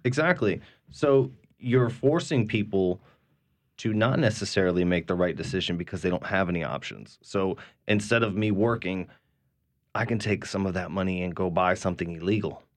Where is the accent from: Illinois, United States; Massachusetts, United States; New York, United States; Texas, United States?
Massachusetts, United States; now in New Orleans, United States; I'm from Massachusetts